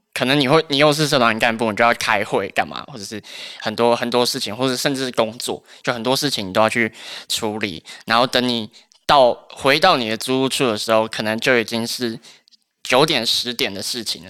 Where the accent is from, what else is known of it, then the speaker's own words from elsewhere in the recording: Taoyuan, Taiwan; moved away as an adult; now in Taipei, Taiwan; 因为我是桃园人，然后我们家就是在 桃园的一座小山上面的一个社区里面